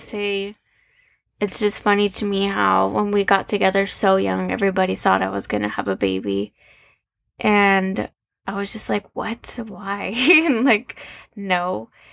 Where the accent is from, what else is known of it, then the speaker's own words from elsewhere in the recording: Arizona, United States; I was born and raised in Arizona